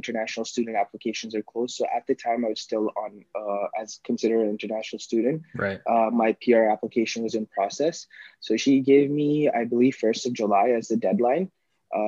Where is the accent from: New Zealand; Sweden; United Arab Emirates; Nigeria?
United Arab Emirates; Dubai; moved away as an adult; also born or lived in Pakistan; now in Toronto, Canada; Born in Pakistan, but like, I was raised in Dubai most of my life.